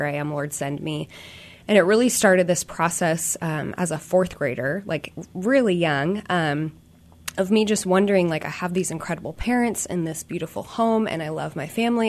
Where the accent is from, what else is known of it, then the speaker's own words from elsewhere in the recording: Olympia, Washington, United States; I grew up in Olympia, so state capital